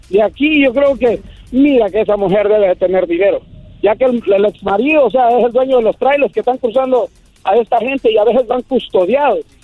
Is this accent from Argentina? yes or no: no; Michoacán, Mexico; moved away; also born or lived in United States; soy de Michoacán, dice. Eh. ya sabrás. De los indios de Michoacán.